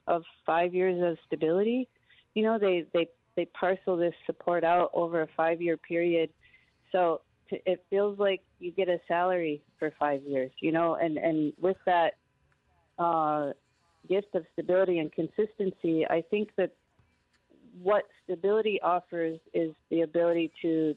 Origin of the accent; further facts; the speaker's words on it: Madison, Wisconsin, United States; now in Twin Cities, United States; I grew up in Madison, Wisconsin